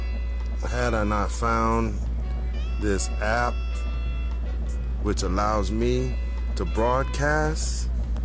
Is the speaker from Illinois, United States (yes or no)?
no; San Antonio, Texas, United States; also born or lived in Philippines; I'm from San Antonio, Texas